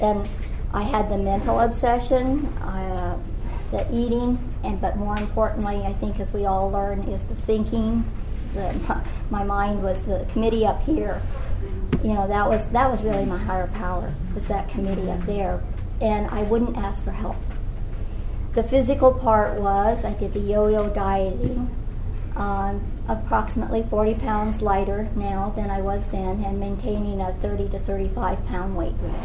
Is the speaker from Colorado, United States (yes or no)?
yes; Colorado, United States; also born or lived in Louisiana; now in California, United States; I'm from Colorado